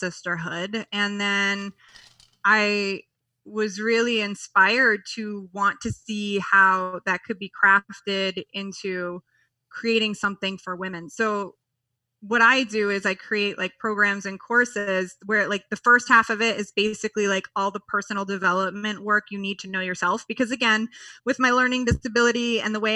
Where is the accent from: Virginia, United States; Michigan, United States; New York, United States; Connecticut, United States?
New York, United States; moved away; being a New Yorker